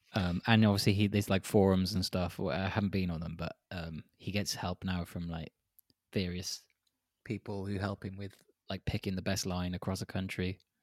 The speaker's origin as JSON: {"language": "English", "region": "Wales", "country": "United Kingdom", "moved": "yes", "lives_now": "Prague, Czechia", "said": "as a Welshman."}